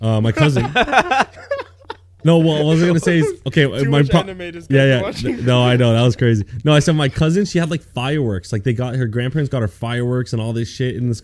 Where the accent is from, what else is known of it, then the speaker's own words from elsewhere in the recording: Canada; I'm a Canadian boy.